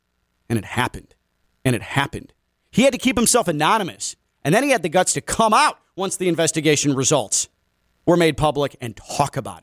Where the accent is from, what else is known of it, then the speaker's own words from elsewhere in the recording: Chicago, Illinois, United States; growing up in Chicago and in the Chicago area